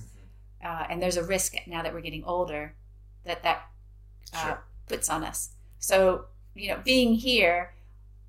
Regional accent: Indiana, United States; moved away as an adult; also born or lived in San Francisco; now in United Kingdom; I'm from Indiana

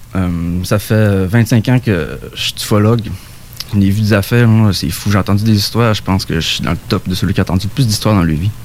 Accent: Saguenay, Quebec, Canada; now in Côte-Nord, Canada; je viens du Saguenay, mais je suis là-bas.

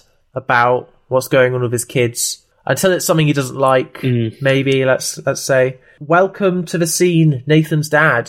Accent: Brighton, South East England, United Kingdom; also born or lived in Tooting, London; I was born in South London and have lived in Brighton since the age of 3. So that's why I sound like this

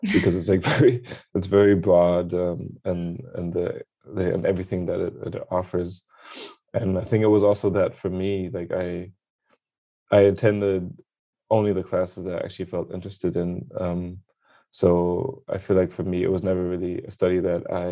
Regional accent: Berlin, Germany; English is a second language; also born or lived in London; I'm born and raised in Berlin, Germany. That's also where I am right now

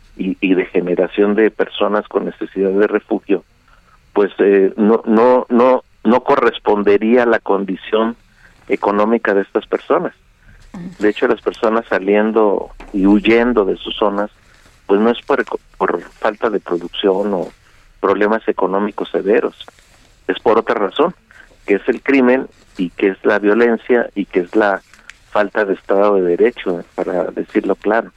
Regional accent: Mexico; somos mexicanos

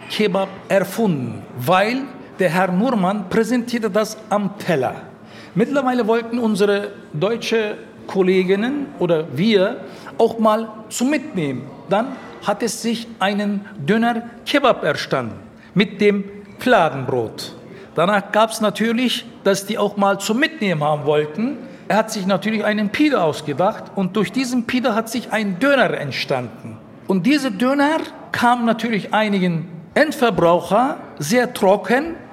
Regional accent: Gazipaşa, Antalya, Turkey; now in Berlin, Germany; Wir kommen als erste Familie aus Antalya, Alanya, Gazi Pascha. Anfang 60er kamen meine Eltern, ich kam Ende 60er.

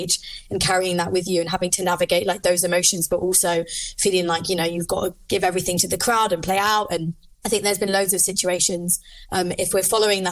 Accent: London, United Kingdom; now in Liverpool, United Kingdom; I live in Liverpool. I'm originally from London

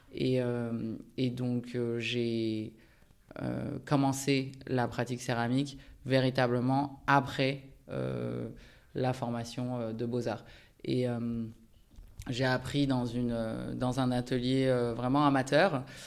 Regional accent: France; also born or lived in Japan; je suis né au Japon et je suis venu vivre en France avec ma famille en 89 à l'âge de 6 ans. en mobilité professionnelle de mon père. Et après, j'ai grandi en France.

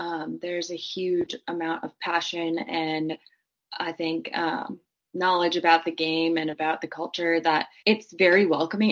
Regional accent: Green Bay, Wisconsin, United States; I grew up watching American football. I'm from Green Bay, Wisconsin

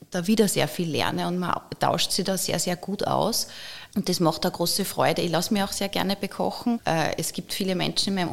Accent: Linz, Upper Austria, Austria; Das sind alles so Orte, wo man als Linzer gerne ist.

